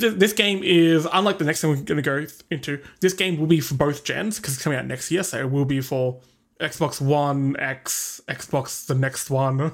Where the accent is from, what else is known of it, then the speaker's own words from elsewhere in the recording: Australia; we are suppressing our accent so hard for you guys. 'Cause really, we speak like this, mate.